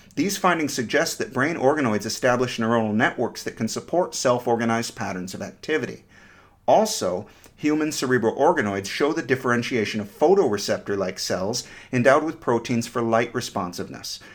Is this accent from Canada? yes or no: no; United States; I'm an American romantic